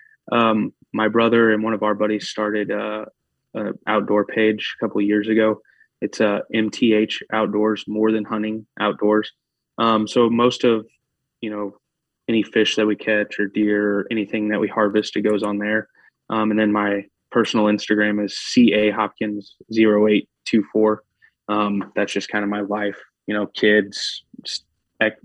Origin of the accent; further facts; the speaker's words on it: Missouri, United States; growing up in Missouri and, like, only hunting Missouri for the majority of my life